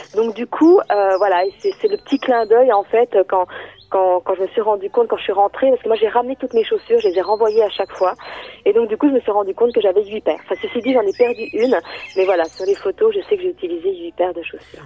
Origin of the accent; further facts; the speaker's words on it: Lons-le-Saunier, Bourgogne-Franche-Comté, France; alors moi je suis partie de Lons-Saunier, donc c'est la ville où je suis née que je suis partie, voilà, de, moi j'habite à la campagne, à 25 km à peu près de cette ville.